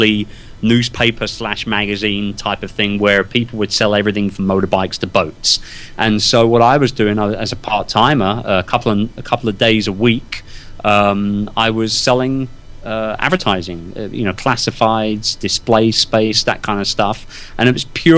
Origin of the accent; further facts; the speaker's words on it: London, United Kingdom; born and raised in London. Wimbledon, to be precise.